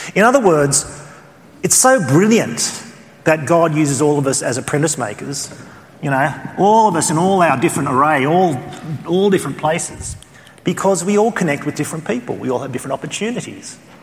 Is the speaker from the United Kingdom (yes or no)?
no; Australia; accent: Australian; my Australian accent